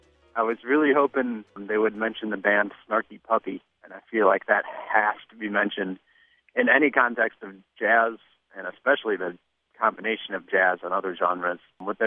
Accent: Chicago, Illinois, United States; I'm from Chicago.

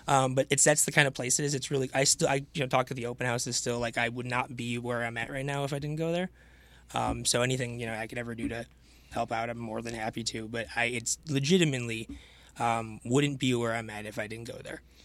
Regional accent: Farmington Hills, Michigan, United States; also born or lived in Chicago; I actually grew up about half a mile down the road from here, um, Farmington Hills, Michigan.

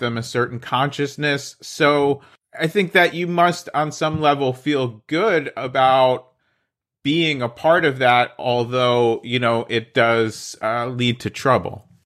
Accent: New Jersey, United States; I'm from New Jersey, so welcome to the Garden State

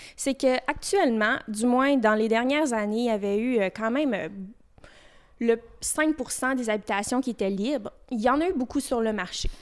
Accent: Fermont, Quebec, Canada; also born or lived in Chicoutimi; je suis native euh, de Fermont, puis je souhaite faire ma vie ici.

